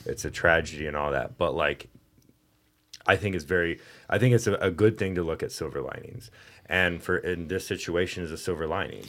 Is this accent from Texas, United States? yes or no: yes; Texas, United States; moved away; I'm from Texas